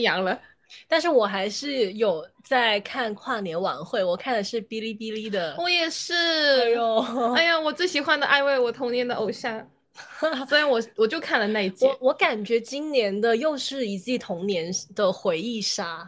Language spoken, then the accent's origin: Chinese; Guangdong, China; 就是我念大学也在广东，然后成长也在广东的一个人，我决定要踏出广东省北上